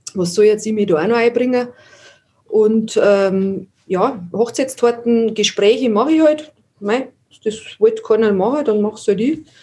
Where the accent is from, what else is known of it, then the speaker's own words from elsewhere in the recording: Landshut, Bavaria, Germany; moved away as an adult; also born or lived in Ast; now in Wartenberg, Germany; bin in Landshut aufgewachsen. Wir haben dann nach Ast gezogen, das ist zwischen Landshut und Moosburg.